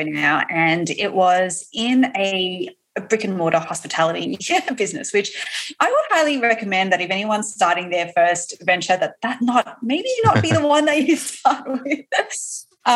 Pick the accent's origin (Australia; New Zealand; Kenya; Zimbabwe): Australia; now in New York, United States; I am also an Aussie